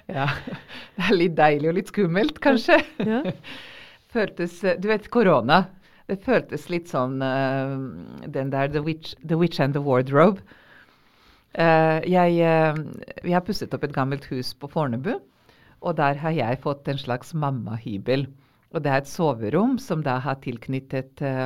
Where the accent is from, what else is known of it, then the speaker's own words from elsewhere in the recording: Vojvodina, Serbia; Norwegian is a second language; now in Norway; jeg er opprinnelig eh, fra gamle Jugoslavia